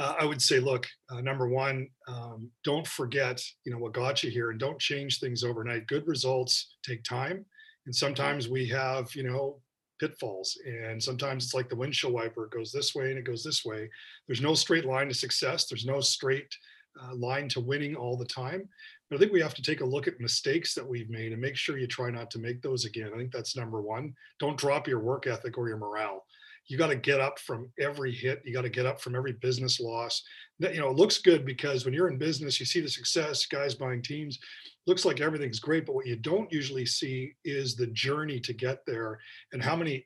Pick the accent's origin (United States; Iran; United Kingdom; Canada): Canada; Victoria, British Columbia; Growing up in Victoria was great